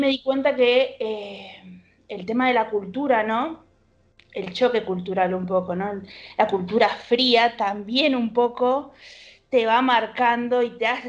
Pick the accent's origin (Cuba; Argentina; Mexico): Argentina; sentía que soy argentina